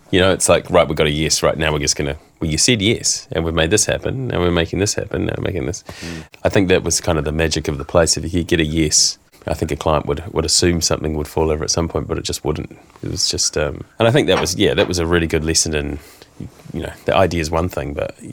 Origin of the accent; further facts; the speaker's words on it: London, United Kingdom; it was a combination of I'm from London you know